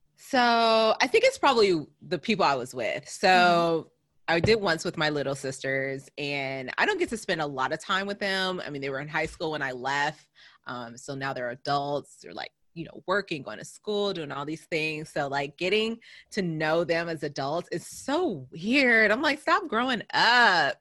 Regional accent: California, United States; now in East Coast, United States; as I was growing up in California, you're always in the sun

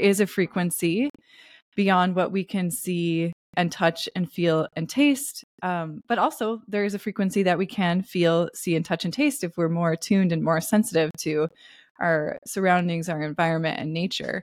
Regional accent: Pacific Northwest, United States; I grew up in the Pacific Northwest

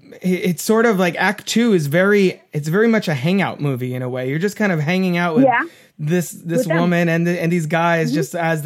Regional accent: England, United Kingdom; as an English person, I was like, this is so cool.

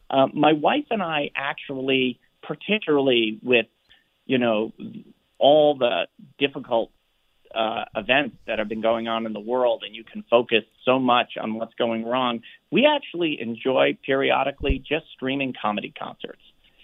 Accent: Providence, Rhode Island, United States; So as somebody who grew up in the Boston area, I grew up in Providence, Rhode Island, and went to games with my dad since I was little.

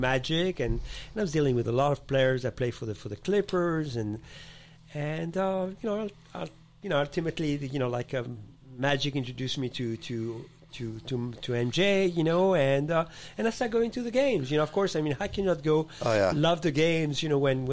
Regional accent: Paris, Île-de-France, France; moved away as an adult; also born or lived in Morocco; now in United States; I was born in Morocco, and I was born in Africa, and I was raised in Paris, France.

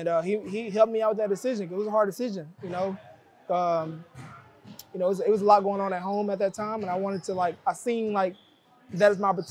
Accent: Kansas City, Missouri, United States; moved away as an adult; now in Detroit, United States; I love Kansas City. I love my hometown

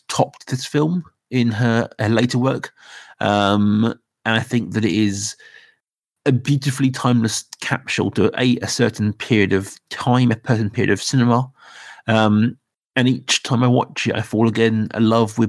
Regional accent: Reading, South East England, United Kingdom; we're all from Reading. We've all lived in Reading in our life.

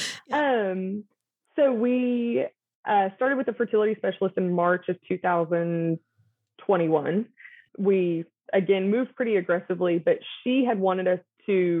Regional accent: North Texas, United States; I am born and raised in North Texas

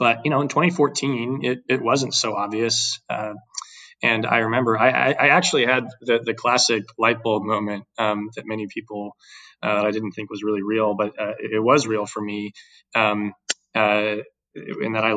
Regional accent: Dallas, Texas, United States; also born or lived in Houston, Texas / Boston / New York / Austin, Texas; I'm a born and raised Texan

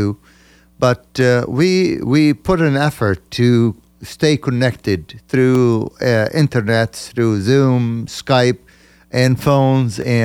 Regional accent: Lebanon; moved away as an adult; now in United States; I am from Lebanon. I was born in Lebanon of parents from Northern Galilee, actually.

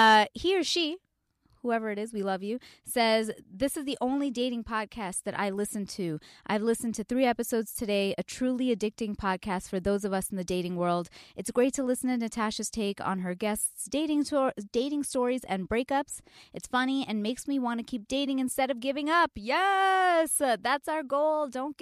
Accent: India; It's also because I'm Indian and my mom might be listening and I'm really like, I can't.

